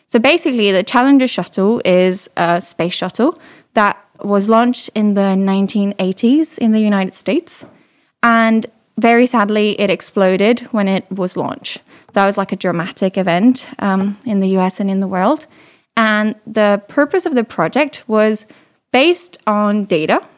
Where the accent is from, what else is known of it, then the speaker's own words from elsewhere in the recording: Paris, Île-de-France, France; accent: slight British; English is a second language; moved away as an adult; also born or lived in London; I'm originally French. I grew up in Paris and I was um, in high school in Paris